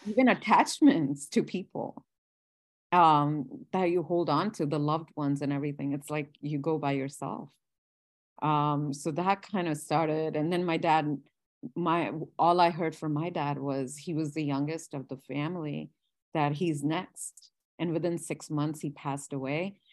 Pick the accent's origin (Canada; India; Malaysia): India; moved away; I, I was born and I grew up in India.